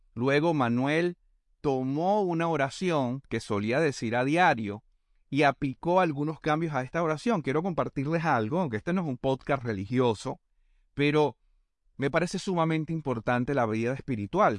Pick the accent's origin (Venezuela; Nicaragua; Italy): Venezuela; moved away as an adult; also born or lived in Panama; now in Argentina; en mi país, en Venezuela.